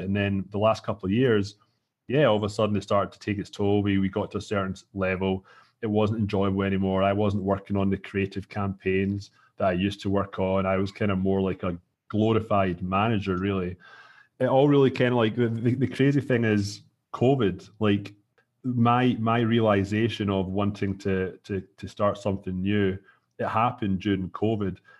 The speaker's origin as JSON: {"language": "English", "region": "Scotland", "country": "United Kingdom", "moved": "as an adult", "lives_now": "Toronto, Canada", "said": "I'm from Scotland"}